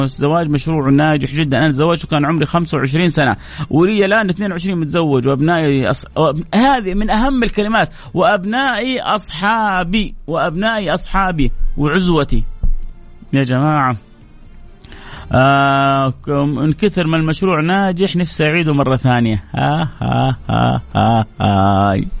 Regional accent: Saudi Arabia; عندنا في السعودية، مو عندنا في الخليج

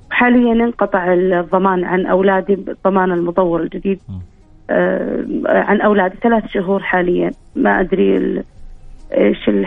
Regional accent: Saudi Arabia; انا بنت البلد بنت الوطن انا

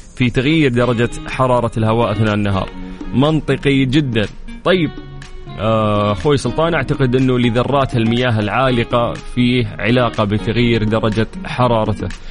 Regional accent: Saudi Arabia; عندنا في المملكة العربية السعودية

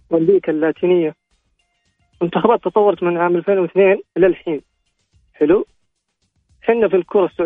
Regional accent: Saudi Arabia

